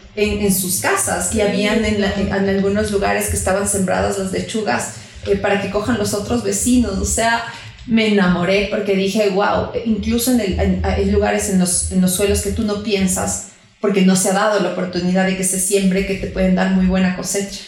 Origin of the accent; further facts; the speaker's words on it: Quito, Pichincha, Ecuador; nosotros como quiteñas hemos venido escuchando muchas cosas de lo que pasa aquí en la ciudad